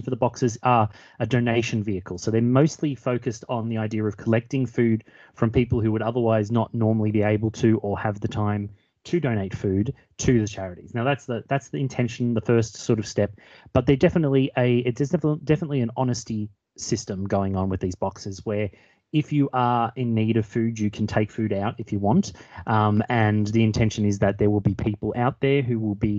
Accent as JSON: {"language": "English", "town": "Melbourne", "region": "Victoria", "country": "Australia", "also_born_or_lived": "Walthamstow, London", "moved": "as an adult", "lives_now": "London, United Kingdom", "said": "I'm originally from Australia, from Melbourne, but moved over to the UK and moved to Walthamstow about 2 years ago."}